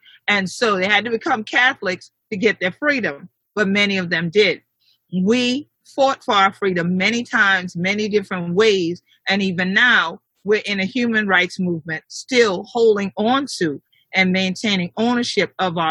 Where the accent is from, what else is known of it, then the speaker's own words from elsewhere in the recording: St. Helena Island, South Carolina, United States; I am definitely not only a native of St. Helena Island, but my family stems from Palawan and Dato Islands on the South Carolina coast here in the Gullah Geechee Nation.